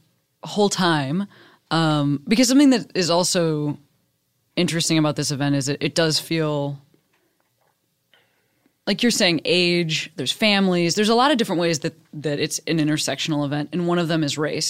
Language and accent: English; Midwest, United States; when I thought about LA growing up in the Midwest, like I thought for sure about, well, I mean, number one, I thought like everybody was surfing.